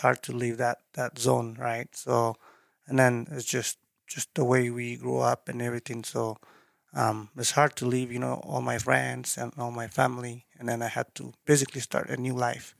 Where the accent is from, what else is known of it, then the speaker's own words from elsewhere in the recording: Eritrea; English is a second language; moved away as an adult; also born or lived in Dubai, United Arab Emirates; now in Idaho Falls, United States; originally, I'm from East Africa, called East. Eritrea.